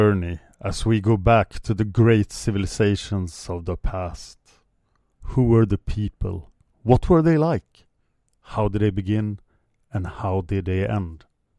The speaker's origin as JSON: {"language": "English", "country": "Sweden", "tie": "born or raised there", "said": "I am from Sweden. I have grown up in this area."}